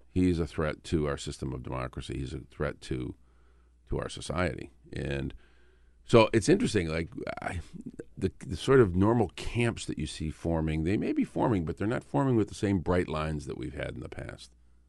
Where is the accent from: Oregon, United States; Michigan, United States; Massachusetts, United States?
Michigan, United States; I'm from Michigan.